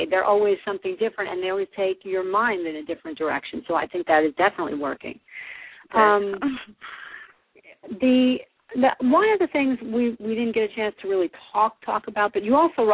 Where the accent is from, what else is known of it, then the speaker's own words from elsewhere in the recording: New Jersey, United States; I am from New Jersey, And sometimes people tell me I sound that way